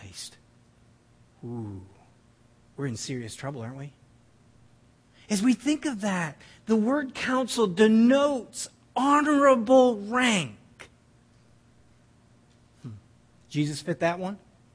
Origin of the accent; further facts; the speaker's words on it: New Brunswick, Canada; We're from New Brunswick